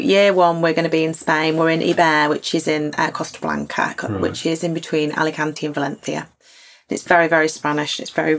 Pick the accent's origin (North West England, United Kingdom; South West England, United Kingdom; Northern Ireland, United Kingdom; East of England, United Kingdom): North West England, United Kingdom; Lymm; also born or lived in Stockton Heath; now in Bolton, United Kingdom; I come from Lynn.